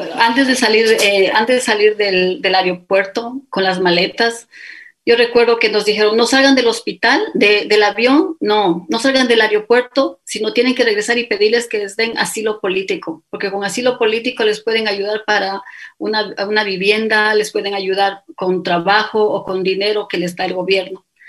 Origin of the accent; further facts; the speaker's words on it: Quito, Pichincha, Ecuador; accent: Ecuadorian; first language Spanish; moved away as an adult; also born or lived in Puyo, Pastaza, Ecuador / London, United Kingdom; now in Riyadh, Saudi Arabia; yo nací en Quito, crecí en el oriente, específicamente en el Puyo